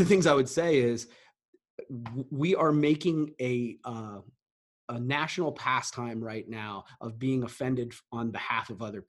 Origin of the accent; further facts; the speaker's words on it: Coshocton County, Ohio, United States; I grew up in Coshocton County